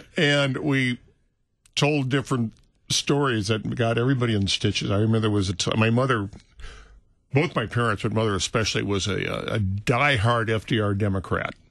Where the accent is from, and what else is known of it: St. Louis, Missouri, United States; born or raised there; moved away; also born or lived in California